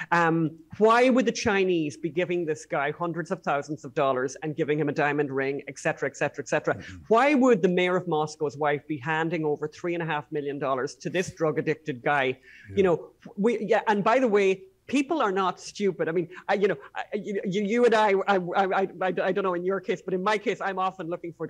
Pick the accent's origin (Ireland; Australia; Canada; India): Ireland; as Irish people